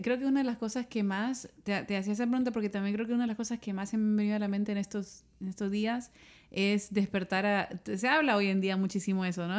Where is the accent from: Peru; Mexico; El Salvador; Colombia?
El Salvador; moved away; me tocó hacerlo en mi país